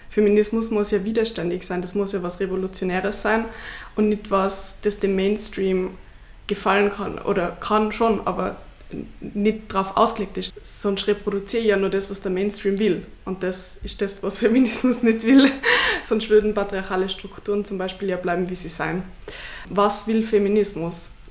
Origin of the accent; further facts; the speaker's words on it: Tyrol, Austria; Also meine Eltern und Großeltern würden das verleugnen, weil natürlich bin ich wie jedes Kind in Tirol oder fast jedes Kind in Tirol mit drei auf die Ski gestanden.